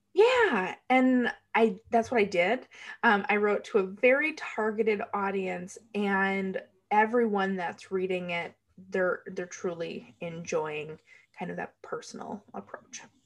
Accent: United States; I am from the United States

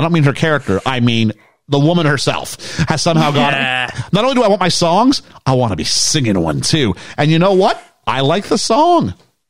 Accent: Canada; I'm from Canada, where like it's snowy

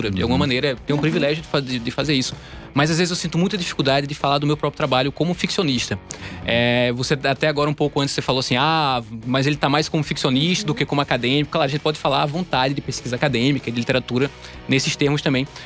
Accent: Recife, Pernambuco, Brazil; moved away as an adult; now in São Paulo, Brazil; Eu saí do Recife, né? Uhum. E vim para cá, é, primeiro fazer o doutorado em letras na Mackenzie, né?

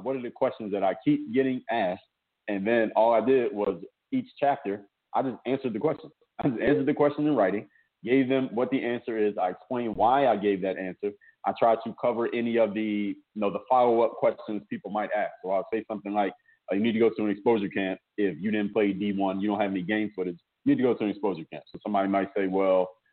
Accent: Philadelphia, Pennsylvania, United States; now in Miami, United States; I'm actually from Philadelphia

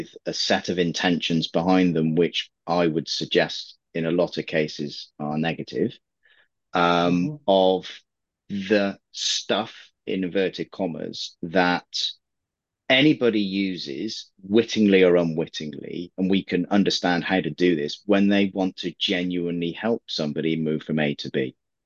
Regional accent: England, United Kingdom; I'm an English guy

